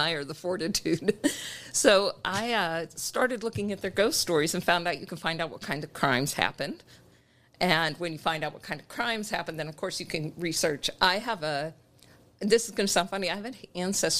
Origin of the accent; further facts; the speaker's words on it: Pittsburgh, Pennsylvania, United States; moved away as an adult; I'm from Pittsburgh area, right outside of Pittsburgh